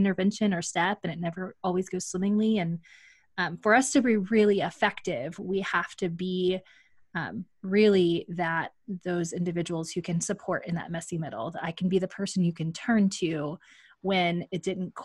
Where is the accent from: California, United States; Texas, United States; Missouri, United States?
Texas, United States; Magnolia; my hometown, Magnolia, Texas